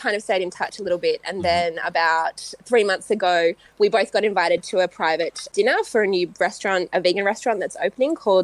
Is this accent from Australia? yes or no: yes; Western Australia, Australia; growing up in West Australia, I had an incredible opportunity to grow up around the ocean